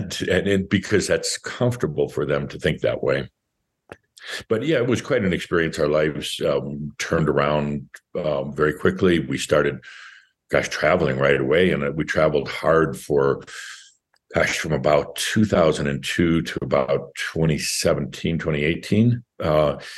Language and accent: English; Wisconsin, United States; moved away; we're from Wisconsin originally.